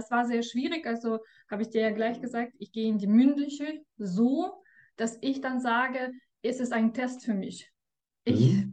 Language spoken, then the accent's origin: German; Russia; Ja, ich komme aus Russland.